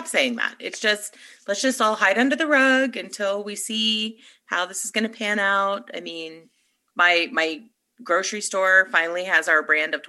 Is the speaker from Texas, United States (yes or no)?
yes; Texas, United States; I'm from Texas.